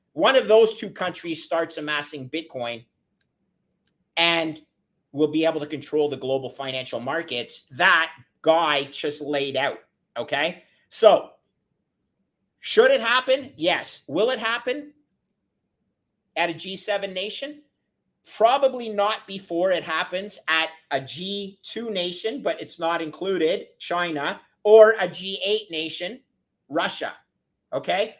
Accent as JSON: {"language": "English", "country": "Canada", "said": "as a Canadian"}